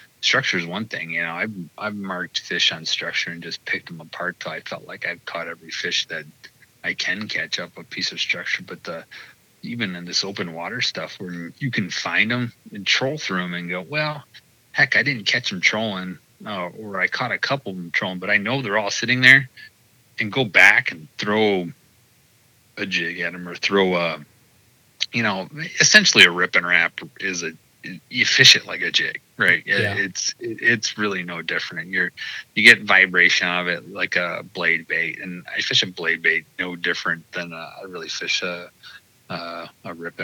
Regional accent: Detroit, Michigan, United States; moved away as an adult; also born or lived in Quad Cities, Illinois/Iowa; I grew up in the Detroit metro area, specifically like Livonia and Westland and Canton

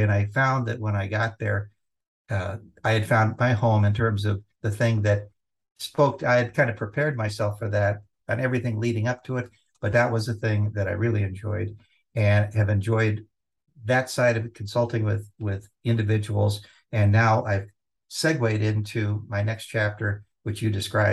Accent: Los Angeles, California, United States; Growing up in Southern California, yeah, in Los Angeles, we would go to the beach

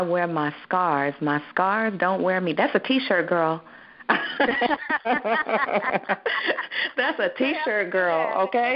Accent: Ohio, United States; we're both from Ohio. We are both from Ohio.

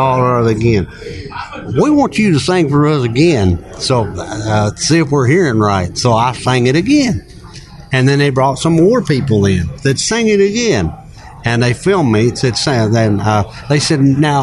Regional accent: Franklin, Kentucky, United States; from Franklin, Kentucky

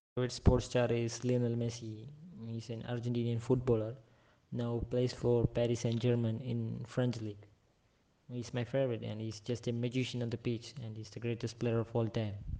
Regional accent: India; also born or lived in Kerala; I am from India. So, I live in Kerala, it's a state in India.

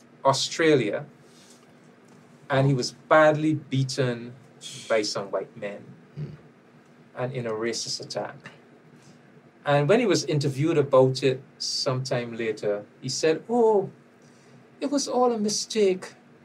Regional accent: Barbados; I am from Barbados

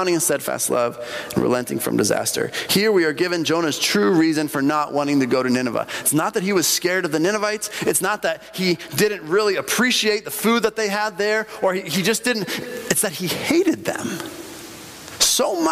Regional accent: Bolivia; moved away; when I grew up in Bolivia, and in Bolivia

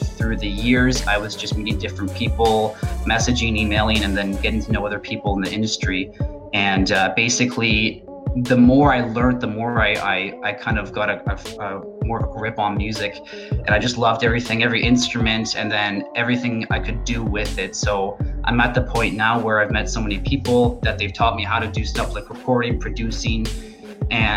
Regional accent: Southern Ontario, Canada; now in Edmonton, Canada; I'm originally from Southern Ontario. I was raised on the countryside on a farm

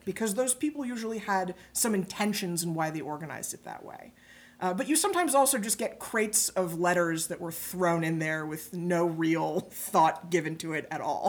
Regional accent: New York City, New York, United States; moved away as an adult; also born or lived in Greenwich, Connecticut; I grew up in New York City, pretty nearby, but I wound up in Greenwich

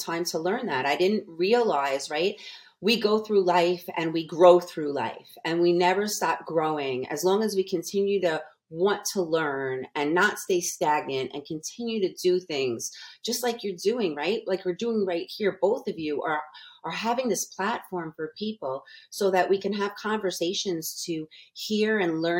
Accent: New York, United States; moved away as an adult; now in Las Vegas, United States; I'm from New York

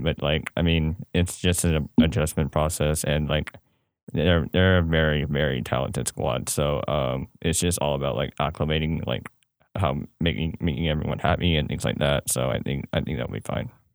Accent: Bay Area, California, United States; moved away; come from the Bay Area

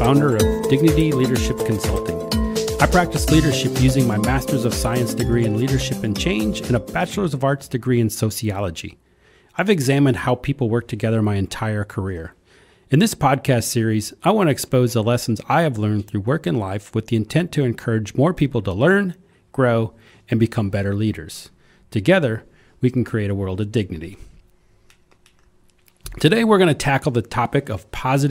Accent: Iowa, United States; I grew up in Iowa in a small town

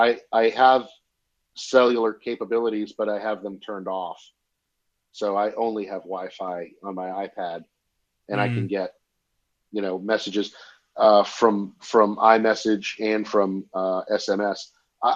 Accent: Massachusetts, United States; Massachusetts. Do I say the word house funny?

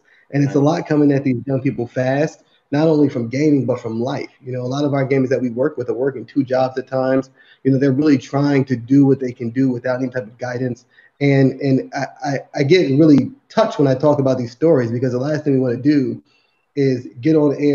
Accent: Newark, New Jersey, United States; I grew up in the South Side of Newark, New Jersey

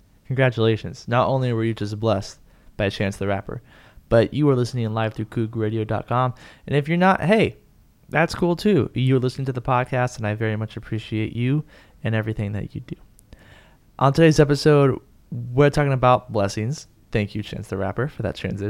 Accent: San Antonio, Texas, United States; now in Houston, United States; I was born and raised in San Antonio, shout out to the 210 one time

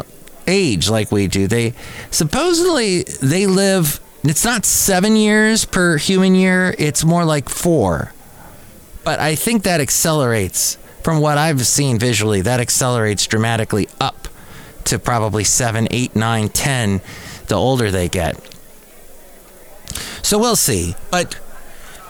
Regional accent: Southern California, United States; I grew up in Southern California

